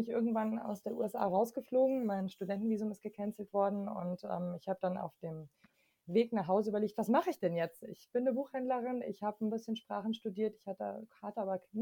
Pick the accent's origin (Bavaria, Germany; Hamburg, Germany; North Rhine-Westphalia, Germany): Bavaria, Germany; Munich; born there; Ähm, und deswegen bin ich zum Beispiel in München geboren und habe dann in ganz vielen verschiedenen Bundesländern gelebt, einfach immer wieder aus verschiedenen Gründen und auch in verschiedenen Ländern.